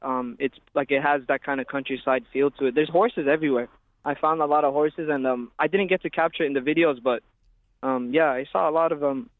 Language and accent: English; California, United States; now in Dublin, Ireland; Well, you know, that's where I live. So, I moved over here from California.